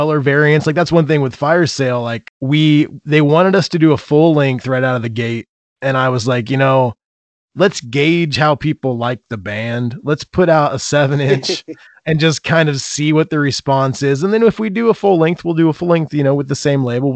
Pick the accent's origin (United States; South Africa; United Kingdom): United States; Indiana; I grew up in Indiana, I moved away and then I came back when I had kids